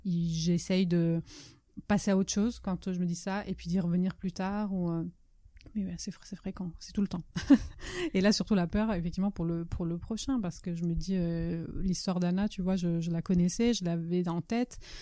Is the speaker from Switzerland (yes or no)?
no; France; first language Italian; French is a second language; also born or lived in Italy; l'italien est effectivement ma langue maternelle, mais, je suis allée, euh, enfin, j'ai fait plus, je à l'école beaucoup plus longtemps en France qu'en Italie